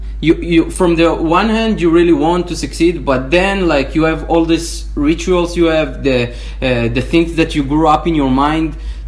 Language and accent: English; Israel; English is a second language; now in United States; I came from Israel.